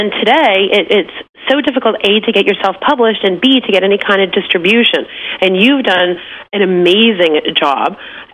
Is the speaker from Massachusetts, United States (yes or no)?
yes; Massachusetts, United States; now in Florida, United States; I'm from Massachusetts.